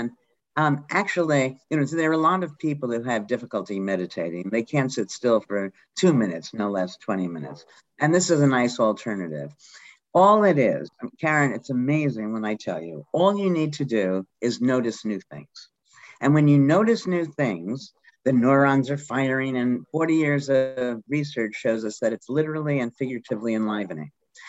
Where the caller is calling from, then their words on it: Dartmouth, Massachusetts, United States; I'm in Dartmouth, Mass.